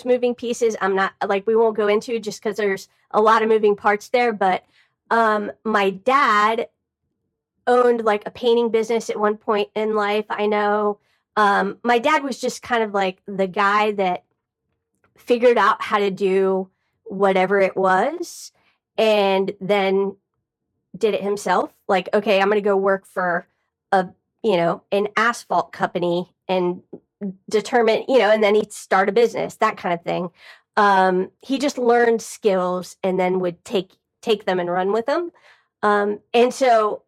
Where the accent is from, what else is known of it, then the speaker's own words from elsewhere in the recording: Miami, Florida, United States; now in Atlanta, United States; I grew up in Miami, Florida